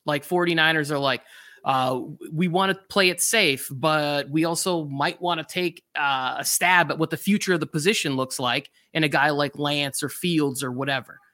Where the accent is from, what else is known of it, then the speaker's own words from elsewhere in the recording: Upper Michigan, United States; I grew up in Upper Michigan